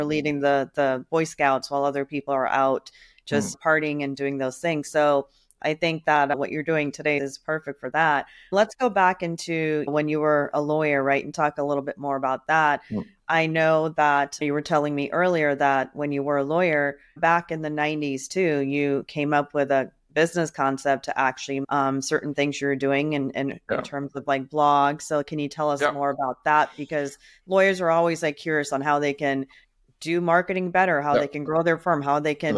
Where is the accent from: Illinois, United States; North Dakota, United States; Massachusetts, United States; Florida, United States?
Illinois, United States; Chicago; I'm from Chicago. That's my hometown.